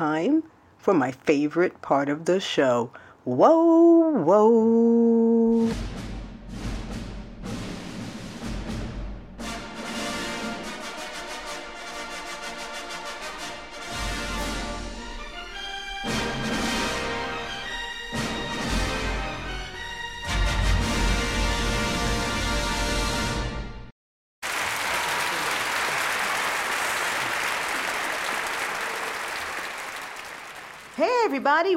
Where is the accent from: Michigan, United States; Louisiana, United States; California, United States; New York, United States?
New York, United States; New York City; I grew up in the Bronx